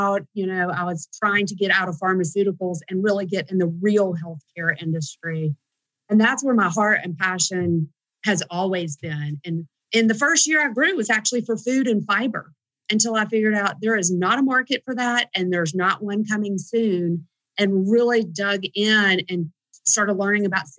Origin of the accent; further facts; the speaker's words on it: the South, United States; we're from the South